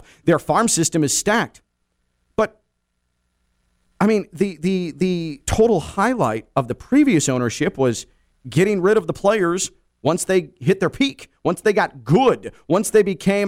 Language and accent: English; Chicago, Illinois, United States; moved away as an adult; now in South Florida, United States; Growing up in Chicago